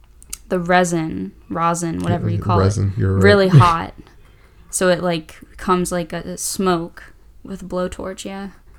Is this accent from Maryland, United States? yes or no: yes; Maryland, United States